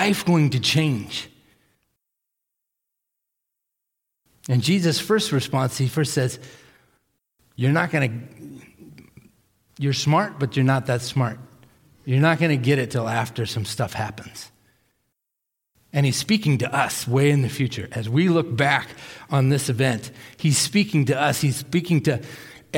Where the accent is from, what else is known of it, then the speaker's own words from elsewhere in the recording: Millis, Massachusetts, United States; I was in Hurricane Gloria when I was growing up on the East Coast in Millis, Massachusetts.